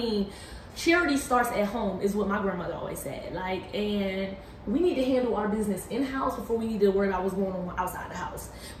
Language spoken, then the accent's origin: English; Philadelphia, Pennsylvania, United States; now in Washington, D.C., United States; I'm from Philly